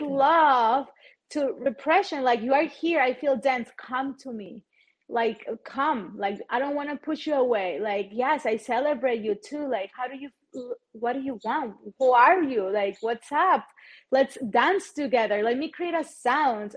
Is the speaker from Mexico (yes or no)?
yes; Chihuahua, Mexico; English is a second language; I am originally from Chihuahua, Mexico